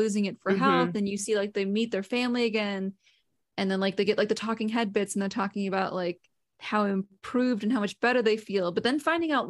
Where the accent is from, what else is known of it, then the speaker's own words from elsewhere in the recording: Midwest, United States; I was born and raised in the Midwest